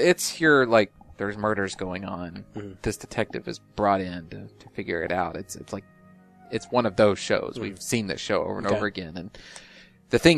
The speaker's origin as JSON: {"language": "English", "country": "United States", "accent": "American"}